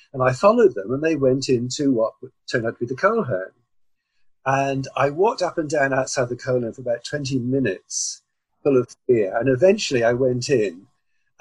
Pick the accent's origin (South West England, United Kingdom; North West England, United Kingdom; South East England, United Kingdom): South West England, United Kingdom; Cornwall; moved away as an adult; also born or lived in London; I'm a Cornishman. I was born in Cornwall in 1948. But in 1966, I came to London to study